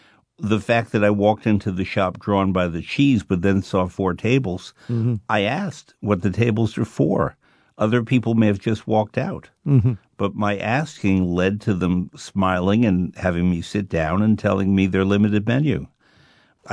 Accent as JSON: {"language": "English", "region": "New York", "country": "United States", "tie": "born or raised there", "said": "he had recently been to my hometown of New York"}